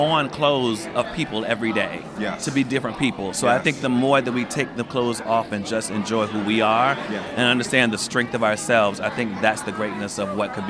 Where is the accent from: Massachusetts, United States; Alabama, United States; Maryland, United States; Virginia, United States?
Virginia, United States; Norfolk; I'm from Norfolk, Virginia. That's me. But I was in Northern Virginia. I was at Shenandoah University.